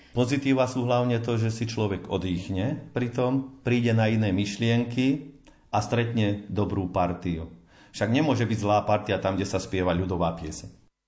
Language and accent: Slovak; Chlebnice, Žilina Region, Slovakia; U nás v Klebniciach je skôr tradícia zborového spevu v kostole